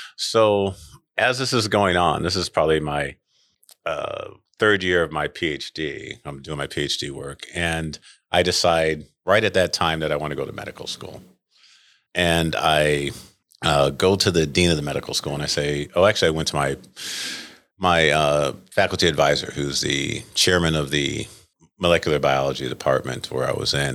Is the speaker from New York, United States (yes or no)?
yes; Rochester, New York, United States; moved away as an adult; now in Saint Louis, United States; I grew up in Rochester, New York